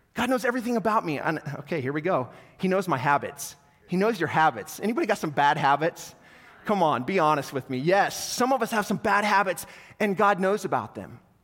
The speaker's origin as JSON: {"language": "English", "town": "North Platte", "region": "Nebraska", "country": "United States", "tie": "born or raised there", "said": "I grew up in North Platte, so all my North Platte people"}